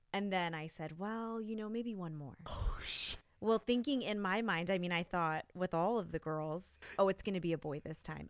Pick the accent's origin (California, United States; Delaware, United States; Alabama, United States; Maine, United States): California, United States; Los Gatos; also born or lived in Santa Clara; I grew up in the Los Gatos Campbell area